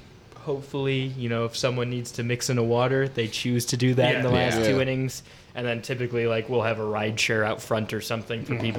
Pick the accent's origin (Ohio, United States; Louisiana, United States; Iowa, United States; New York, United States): Ohio, United States; Cleveland; I'm from Cleveland.